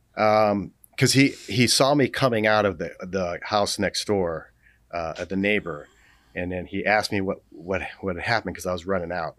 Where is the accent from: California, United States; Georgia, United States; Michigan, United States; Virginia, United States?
California, United States; Los Angeles; I grew up in Los Angeles